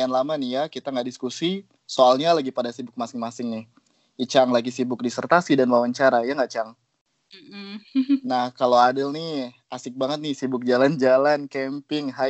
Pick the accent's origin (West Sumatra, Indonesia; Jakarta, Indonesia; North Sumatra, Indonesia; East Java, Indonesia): Jakarta, Indonesia; Iya juga, gue gua mikir juga, oh iya juga, gue dari Jakarta kenapa sok manja banget ya sama polusi udara di Kathmandu.